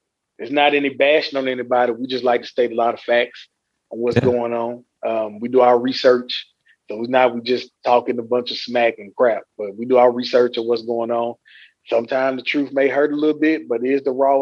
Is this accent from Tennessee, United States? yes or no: yes; West Tennessee, United States; now in Nashville, United States; I'm from West Tennessee, Maryland, Tennessee, like right outside